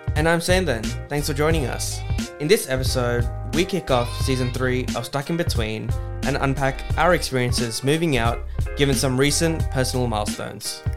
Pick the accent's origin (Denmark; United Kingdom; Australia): Australia; Sydney, New South Wales; we're from Sydney.